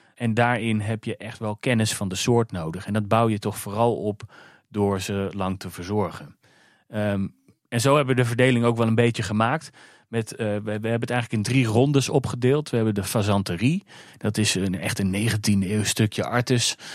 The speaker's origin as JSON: {"language": "Dutch", "town": "Alphen aan den Rijn", "region": "South Holland", "country": "Netherlands", "moved": "yes", "lives_now": "Weesp, Netherlands", "said": "Ik kom oorspronkelijk uit Alfa aan de Rijn, waar uh, Vogelpark Avifauna ligt."}